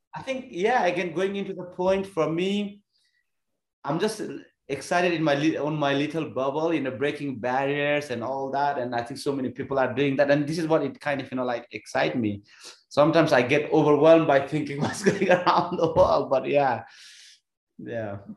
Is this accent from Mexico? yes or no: no; Nepal; moved away as an adult; I was born in Nepal